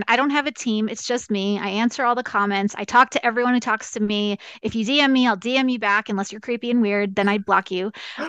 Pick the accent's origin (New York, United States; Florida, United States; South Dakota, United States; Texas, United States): New York, United States; also born or lived in California / Arizona; now in Kansas, United States; I tell people I'm a New Yorker who lives in Kansas now on purpose